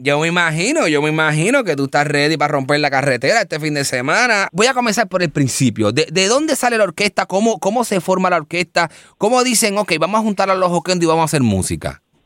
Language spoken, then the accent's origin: Spanish; Bayamón, Puerto Rico; moved away; Yo vengo de Bayamón.